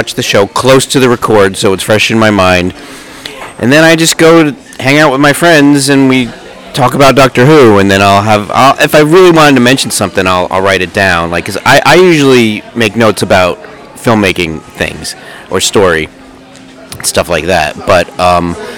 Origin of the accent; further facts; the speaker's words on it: New Jersey, United States; I grew up in New Jersey in the 80s-ish, around there